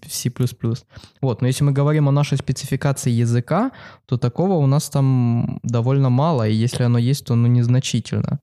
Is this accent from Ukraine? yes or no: yes; Kharkiv, Kharkiv Oblast, Ukraine; она проходит в моем родном городе. Это Харьков